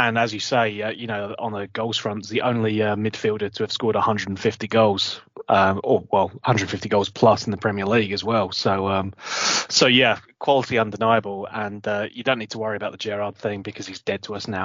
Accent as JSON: {"language": "English", "area": "Essex", "region": "East of England", "country": "United Kingdom", "accent": "Essex", "said": "an Essex boy, like me, obviously, with my Essex accent that I have."}